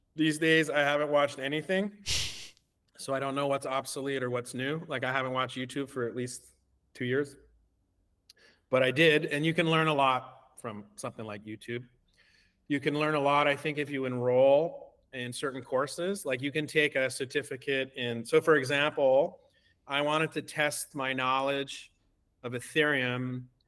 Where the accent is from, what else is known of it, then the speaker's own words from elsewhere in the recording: Canada; I'm uh, Canadian. I, uh, I I make my permanent home here in Canada.